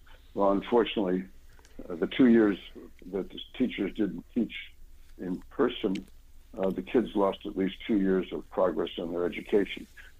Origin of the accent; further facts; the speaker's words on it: Chicago, Illinois, United States; moved away; I'm originally from Chicago